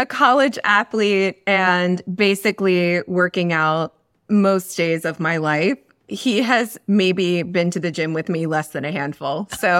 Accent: Pennsylvania, United States; So I'm from outside of Philadelphia, Pennsylvania. I was born in South Philadelphia and then moved out to the suburbs, Delco.

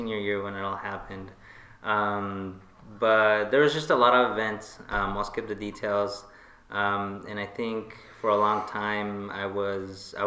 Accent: Tijuana, Baja California, Mexico; now in United States; we're from Mexico, from Tijuana.

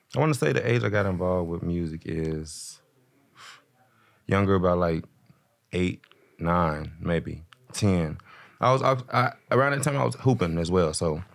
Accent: Chicago, Illinois, United States; also born or lived in Denver, Colorado; I'm from Chicago originally

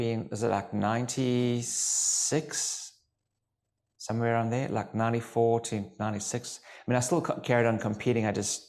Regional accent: Durban, KwaZulu-Natal, South Africa; So originally from Durban in South Africa.

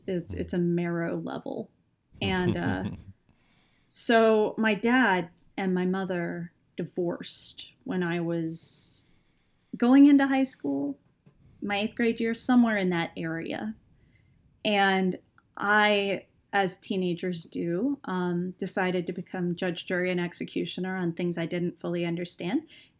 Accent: Texas, United States; I'm a Texan woman, and all 4'11" in me was just resistant.

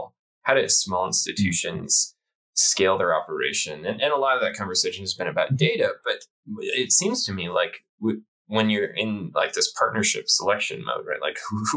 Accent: the North, United States; also born or lived in Texas; now in Colorado, United States; I grew up in the North. I'm a Yankee

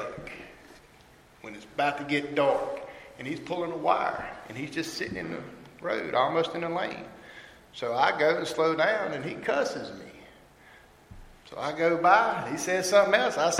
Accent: Mayodan, North Carolina, United States; now in Elm City, United States; I am actually from a small town in North Carolina called Mayo Dan. It's where the Mayo and the Dan River meet.

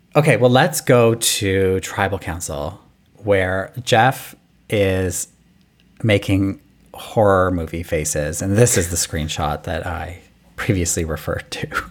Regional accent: Canada; us Canadians

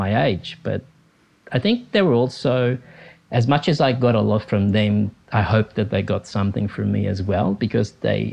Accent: Capri, Campania, Italy; moved away; I was born in Italy, and I grew up on the island of Capri near Naples, close to the Amalfi Coast

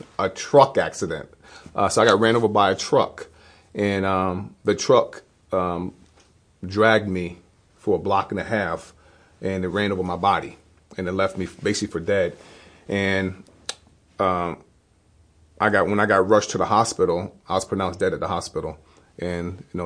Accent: Hudson, New York, United States; moved away as an adult; now in Fulton, United States; I grew up in Hudson, New York, born and raised

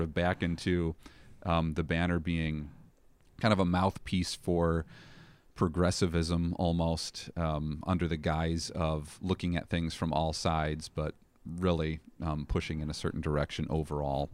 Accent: Chicago, Illinois, United States; also born or lived in Elmhurst, Illinois / Plainfield, Illinois; born and raised in the Chicago area

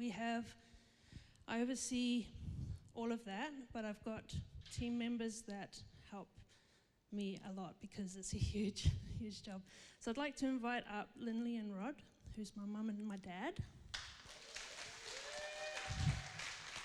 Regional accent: Zimbabwe; now in Perth, Australia; when I grew up in Zimbabwe, I lived in her home.

